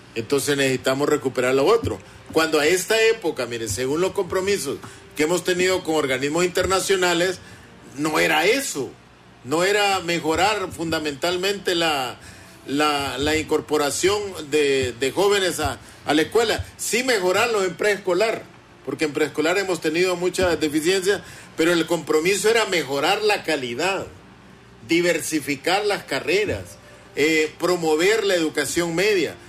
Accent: Honduras; los hondureños siento que estamos perdiendo el país

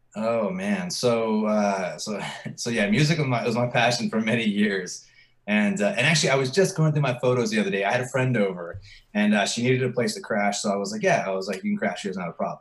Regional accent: Virginia, United States; moved away as an adult; now in Texas, United States; I'm from Virginia

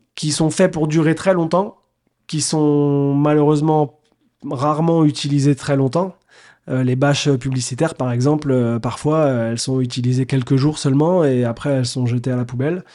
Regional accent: Nantes, Pays de la Loire, France; moved away; j'étais nantais à l'époque, parce que je suis né à Nantes

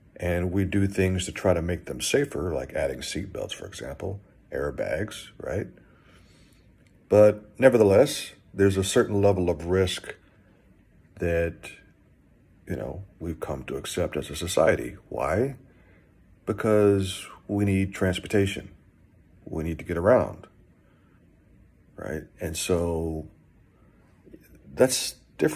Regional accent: Texas, United States; I grew up in Texas. I am from Texas

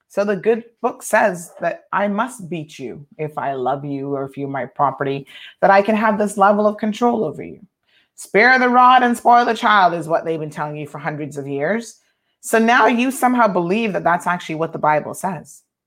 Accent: United States; now in Cayman Islands; I grew up primarily in the States

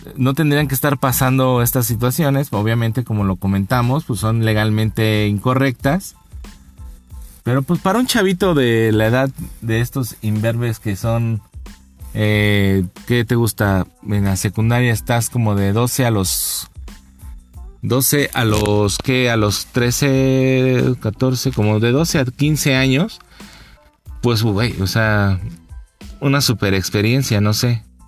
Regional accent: Mexico City, Mexico; como buen chilanguense, como buen habitante de esta ciudad, de esta urbe

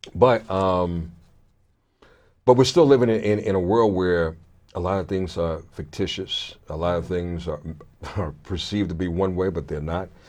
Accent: Brooklyn, New York, United States; moved away; also born or lived in Richmond, Virginia / Connecticut; I was born in Brooklyn

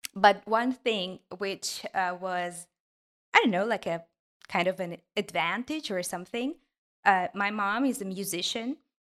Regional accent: Ukraine; English is a second language; I'm from a small city in Ukraine

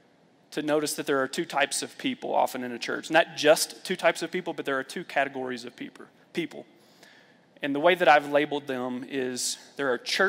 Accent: Lexington, Kentucky, United States; I grew up in the Bible Belt, Lexington, Kentucky

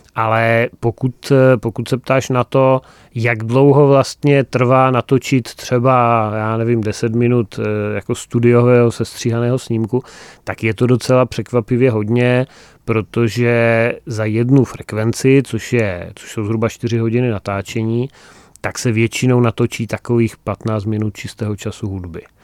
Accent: Frýdek-Místek, Moravian-Silesian Region, Czechia; Frýdkem Místkem, mým, mým rodištěm

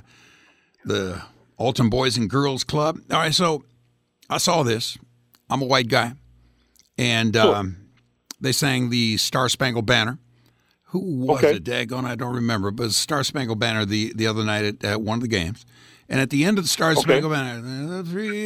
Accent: Greece; now in United States; I'm an immigrant from Greece

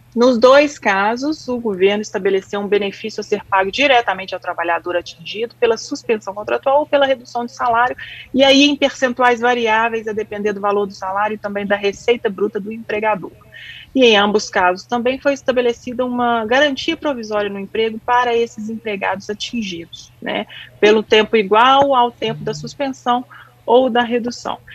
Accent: Minas Gerais, Brazil; como boa mineira

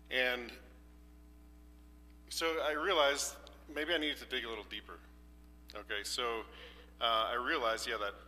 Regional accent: Canada; moved away; I'm from Canada. We do farming

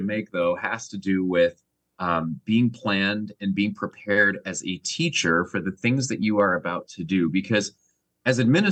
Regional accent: Canada; I'm from Canada

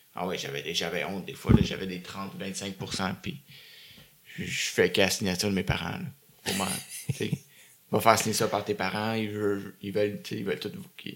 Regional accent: Beaconsfield, Quebec, Canada; also born or lived in Dorval; Après ça, on a déménagé à Beaconsfield. OK. Euh, dans l'ouest de l'île. Puis j'ai grandi là-bas jusqu'à 20 ans

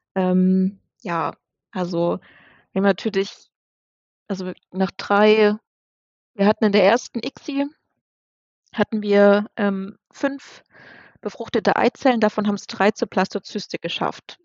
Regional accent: near Dresden, Saxony, Germany; now in near Osnabrück, Germany; wir kommen ursprünglich ähm, aus Dresden, beziehungsweise aus der Nähe von Dresden und wohnen jetzt ähm, in der Nähe von Osnabrück

